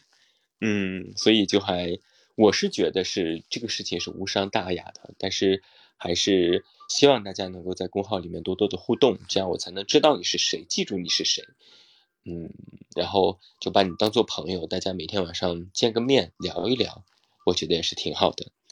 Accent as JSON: {"language": "Chinese", "town": "Taiyuan", "region": "Shanxi", "country": "China", "said": "我是太原人"}